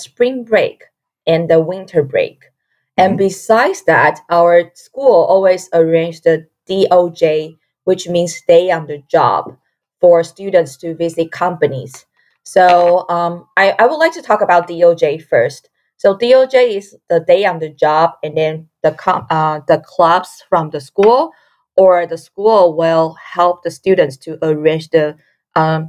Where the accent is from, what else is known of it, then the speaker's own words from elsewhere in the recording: Taiwan; moved away as an adult; now in United States; I come from Taiwan.